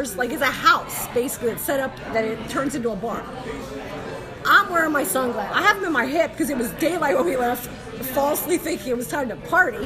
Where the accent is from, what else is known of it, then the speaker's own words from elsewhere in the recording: Myerstown, Pennsylvania, United States; We're from Myerstown